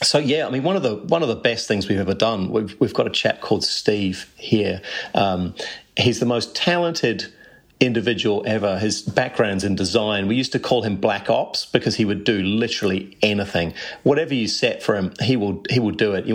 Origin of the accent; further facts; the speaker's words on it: Canterbury, New Zealand; I grew up in Canterbury